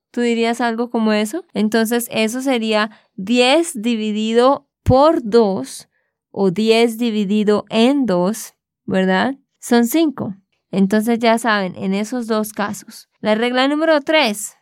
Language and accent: Spanish; Santander, Colombia; de Santander, Colombia